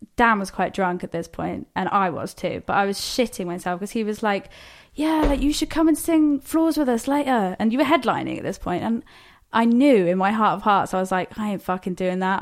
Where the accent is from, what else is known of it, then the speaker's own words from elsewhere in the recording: Plymouth, South West England, United Kingdom; we're actually both from Plymouth